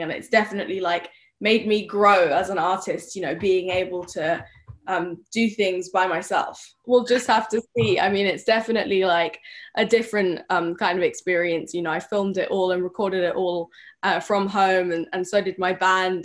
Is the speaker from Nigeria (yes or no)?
no; United Kingdom; also born or lived in Spain / Sweden; I'm British